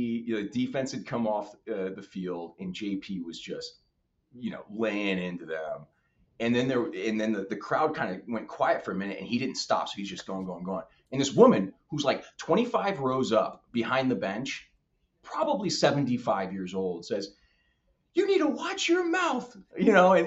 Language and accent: English; Midwest, United States; I'm from the Midwest